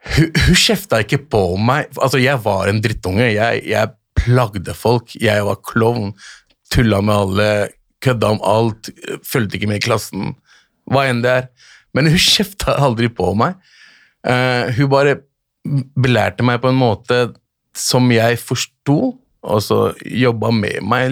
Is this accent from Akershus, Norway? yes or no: yes; Lørenskog, Akershus, Norway; also born or lived in Bjørndal, Oslo / Pakistan (family origin); Lørenskog er jo et sted der jeg vokste opp.